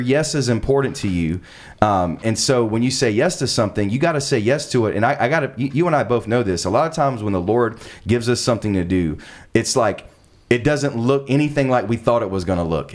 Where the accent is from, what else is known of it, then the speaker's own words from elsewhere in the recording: South Carolina, United States; moved away as an adult; now in Los Angeles, United States; I'm actually from South Carolina.